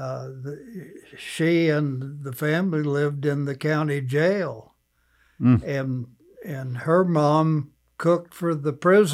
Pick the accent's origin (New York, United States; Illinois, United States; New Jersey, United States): Illinois, United States; southern; also born or lived in St. Louis, Missouri; most of my growing up was across the river in southern Illinois, in farm country